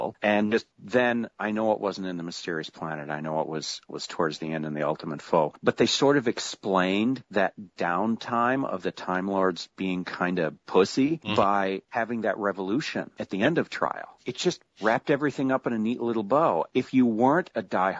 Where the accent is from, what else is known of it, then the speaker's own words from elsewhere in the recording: upper Midwest, United States; As an American born in the upper Midwest